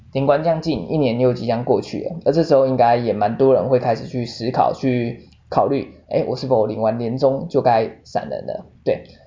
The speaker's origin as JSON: {"language": "Chinese", "country": "Taiwan", "said": "我们台湾人"}